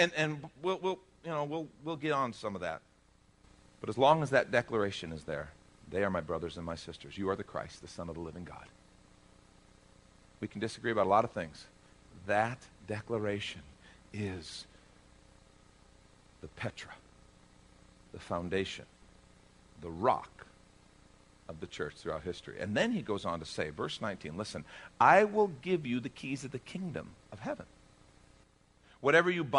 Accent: United States; as an American

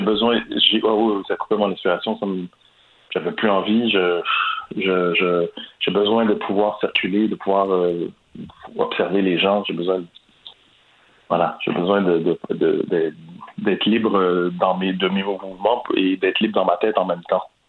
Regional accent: Quebec, Canada; chez ici au Québec

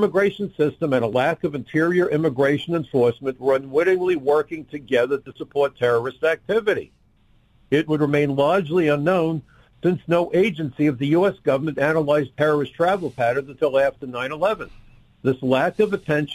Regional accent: New York City, New York, United States; I'm a New Yorker.

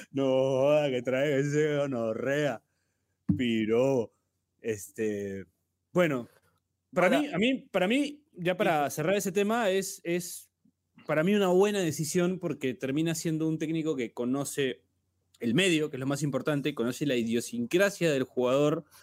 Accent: Peru; No, hermano, te lo digo como peruano, te lo digo como peruano

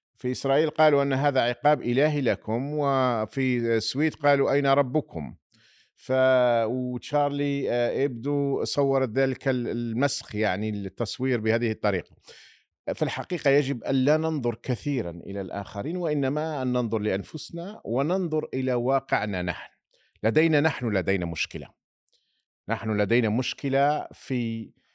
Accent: Algeria; نحن كجزائريين

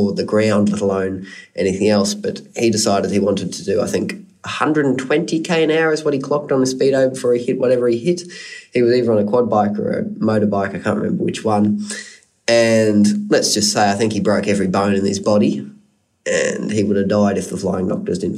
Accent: Brisbane, Queensland, Australia; also born or lived in Maleny, Queensland; I was brought up in Mullaney and Brisbane. We've got the property at Mullaney, almost 300 acres up on the sunny coast of Red Angus beef cattle. I went to school down in Brisbane, so I spent most of my schooling life down there

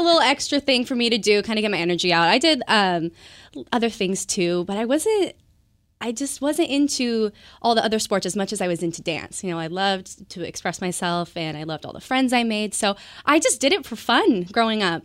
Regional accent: Bonney Lake, Washington, United States; also born or lived in Everett, Washington; I grew up in Bonnie Lake, Washington, um, down south

